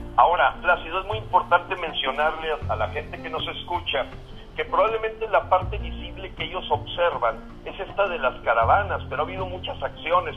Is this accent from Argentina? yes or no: no; Mexico; todos los mexicanos